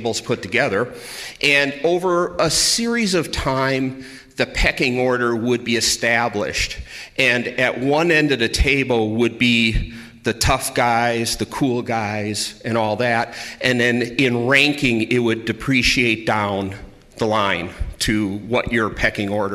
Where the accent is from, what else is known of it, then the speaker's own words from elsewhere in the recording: Milwaukee, Wisconsin, United States; I grew up in Milwaukee, and I went to Catholic grade school and high school